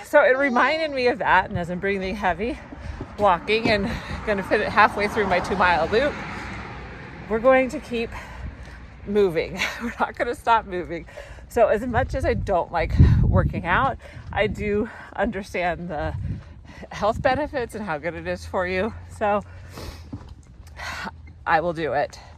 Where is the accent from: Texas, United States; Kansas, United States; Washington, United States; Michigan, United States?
Washington, United States; Seattle; But for the sake of brevity, I usually just say I grew up in the Seattle area.